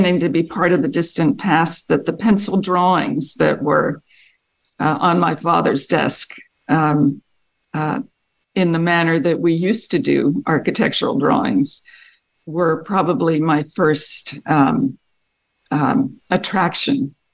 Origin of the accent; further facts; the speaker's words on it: Paoli, Pennsylvania, United States; I grew up in a small town outside of Philadelphia, in Pennsylvania. The town was called Paoli